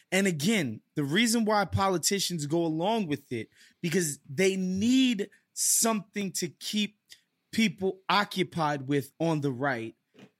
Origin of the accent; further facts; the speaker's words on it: United States; But I remember thinking to myself, as an American, being there, and it kind of, not going to lie, it ruined my last night in Spain.